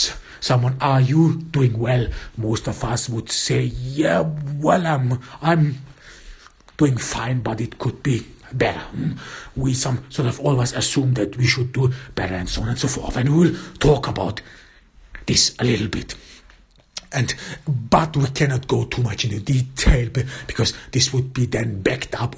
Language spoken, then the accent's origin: English; Austria; in my home country, in Austria